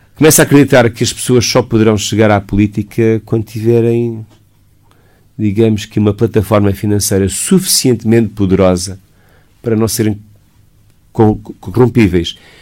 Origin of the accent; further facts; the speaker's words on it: Portugal; não sou americano, não sou inglês, portanto tenho que falar dentro daquilo que é o paradigma nacional